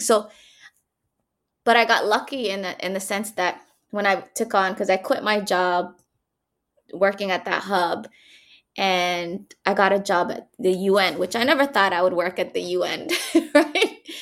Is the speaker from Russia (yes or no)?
no; Canada; moved away as an adult; also born or lived in Mogadishu, Somalia / Egypt; now in Hargeisa, Somaliland; growing up in Canada, I went there when I was seven years old